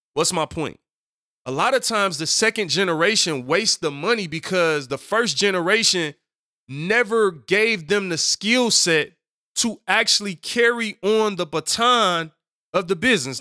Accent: Detroit, Michigan, United States; Growing up on Seven Mile in Detroit

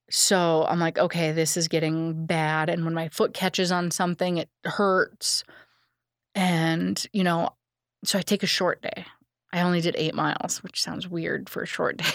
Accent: Illinois, United States; I'm from Illinois.

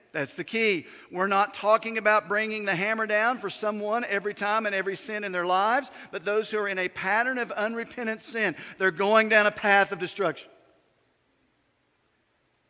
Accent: United States; When I was a kid growing up in Yanacoa County

